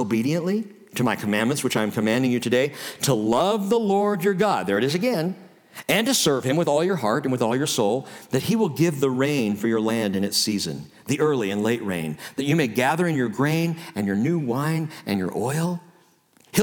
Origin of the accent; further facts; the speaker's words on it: the Northwest, Pacific Northwest, United States; I'm from the Northwest